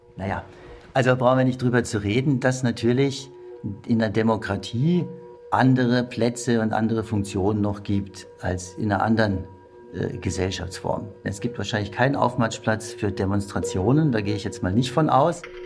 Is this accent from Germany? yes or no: yes; Germany; bei uns in Deutschland